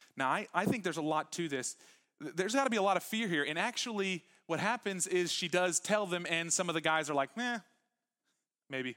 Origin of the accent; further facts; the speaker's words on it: Huffman, Texas, United States; I grew up in Huffman